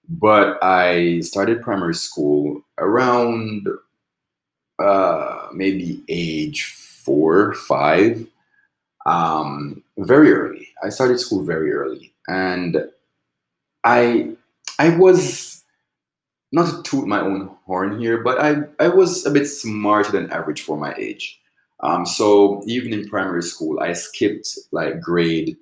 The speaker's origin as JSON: {"language": "English", "town": "Rose Hill", "region": "Manchester", "country": "Jamaica", "tie": "born or raised there", "moved": "as an adult", "lives_now": "Los Angeles, United States", "said": "we grew up in Rose Hill, Jamaica, which is in the southernmost end of the island. And it's located in a parish called Manchester."}